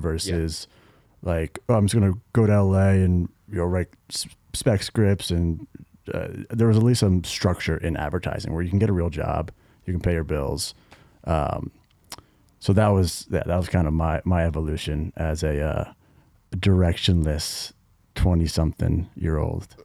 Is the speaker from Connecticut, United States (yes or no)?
yes; Greenwich, Connecticut, United States; we're from Connecticut, town called Greenwich, Connecticut